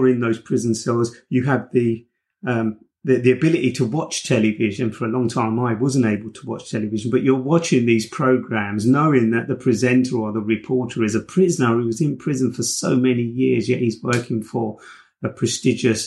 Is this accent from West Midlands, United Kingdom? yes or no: no; London, United Kingdom; I grew up on Cold Arbor Lane just down the road in Camberwell. So I'm originally from Camberwell